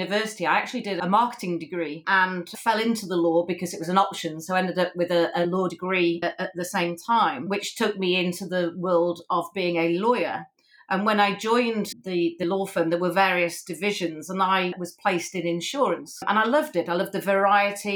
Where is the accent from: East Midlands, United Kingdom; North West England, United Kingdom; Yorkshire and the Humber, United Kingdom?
Yorkshire and the Humber, United Kingdom; Sheffield; Sheffield, as you know, my hometown.